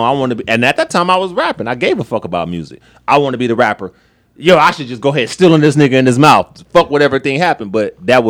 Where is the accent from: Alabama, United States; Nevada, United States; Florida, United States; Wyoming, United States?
Nevada, United States; Las Vegas; I'm from Vegas